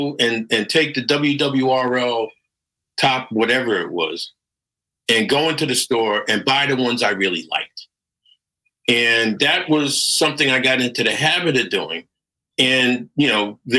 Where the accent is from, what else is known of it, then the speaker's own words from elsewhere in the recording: Connecticut, United States; accent: American; moved away; also born or lived in New York; I was living in Connecticut. I was raised in Connecticut